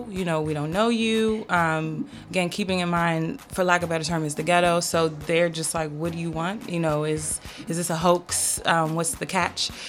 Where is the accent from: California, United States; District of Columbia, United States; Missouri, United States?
District of Columbia, United States; Washington; also born or lived in Maryland; so I've been in the DMV my entire life, good and bad thing.